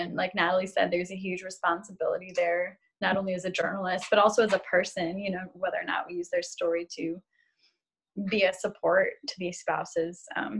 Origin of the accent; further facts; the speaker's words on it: Chicago, Illinois, United States; because I was raised up north in Chicago, which is not north